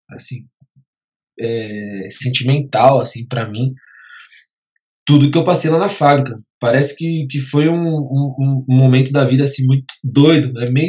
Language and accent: Portuguese; Guarulhos, São Paulo, Brazil; Sou de Guarulhos